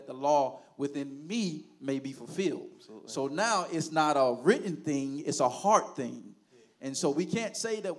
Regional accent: Haines City, Florida, United States; I grew up in Haines City all my life

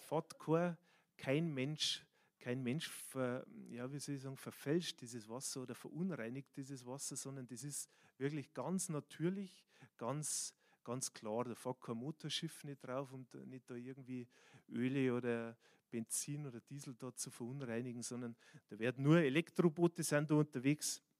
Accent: Bavaria, Germany; born there; manchmal ist man als der, der geboren ist in Bayern sind die Japaner und die Chinesen eher an diesen Orten wie mir persönlich.

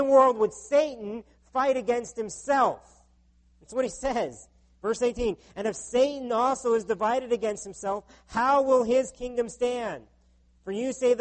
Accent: United States; now in Canada; My home country of the U.S.

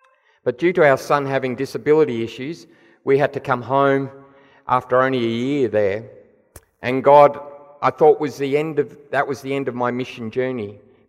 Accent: Papua New Guinea; also born or lived in Nigeria; But I've spent most of my life around mission, growing up in Papua New Guinea, where my parents were tent makers

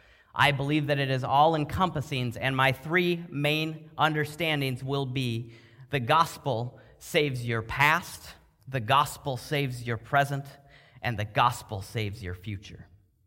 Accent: Minnesota, United States; Now, I grew up, I know I sound like I'm from the South, but I actually grew up in a charismatic church in Minnesota.

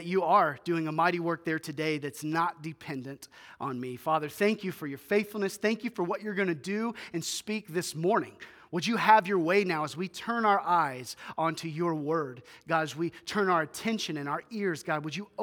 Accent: Memphis, Tennessee, United States; moved away as an adult; now in Bismarck, United States; we were originally born and raised in Memphis, Tennessee

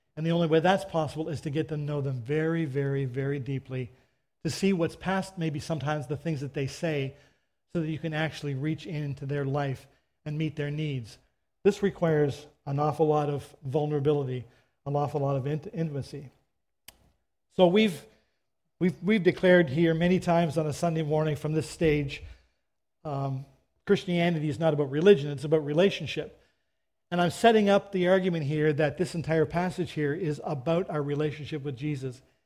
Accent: Canada; I'm a Canadian

